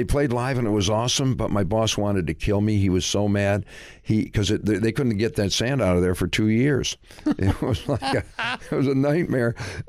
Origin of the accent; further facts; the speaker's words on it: Michigan, United States; Well, I was back in Michigan.